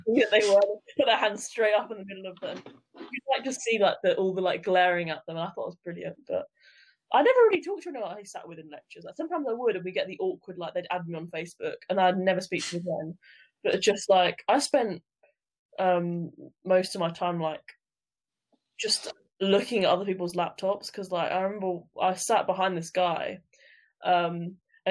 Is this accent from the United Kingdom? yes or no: yes; United Kingdom; being British